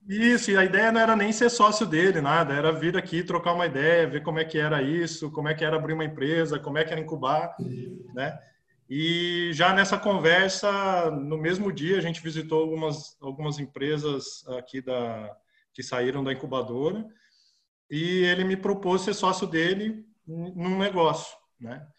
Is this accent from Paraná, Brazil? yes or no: yes; Campo Mourão, Paraná, Brazil; also born or lived in Curitiba; eu nasci em Campo Mourão, né? E fui para estudar em, Curitiba, fazer é, terceiro ano lá